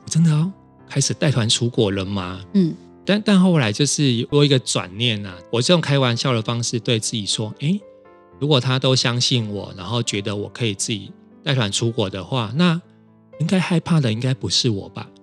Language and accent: Chinese; Kaohsiung, Taiwan; now in Taipei, Taiwan; 我来自高雄，现在住在台北